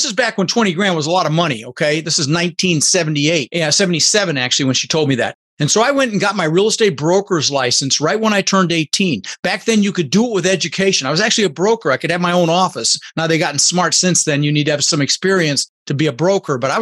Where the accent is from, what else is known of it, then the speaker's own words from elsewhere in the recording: Denver, Colorado, United States; also born or lived in Netherlands; I was born in the Netherlands, you know, think wooden shoes and windmills, and immigrated when I was 6 years old to the United States with my brother Albert, my mother's Vancha. We ended up in Denver, Colorado